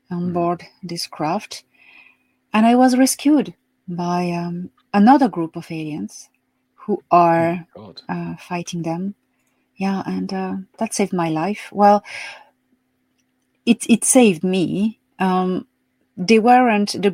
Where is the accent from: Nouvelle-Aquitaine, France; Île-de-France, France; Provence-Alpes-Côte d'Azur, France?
Provence-Alpes-Côte d'Azur, France; Marseille; moved away as an adult; also born or lived in Paris / West of Ireland; now in Ireland; I was born in Marseille, south of France. And yes, dans le Midi. Mm-hmm. And I grew up there until the age of 18